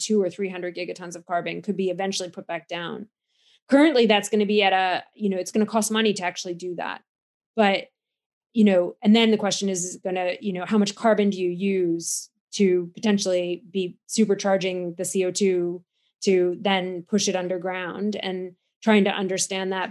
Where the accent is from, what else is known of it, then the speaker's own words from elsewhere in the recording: United States; now in Cambridge, United Kingdom; you can hear from my accent that I'm from America, so I do try to get home to see my my family from time to time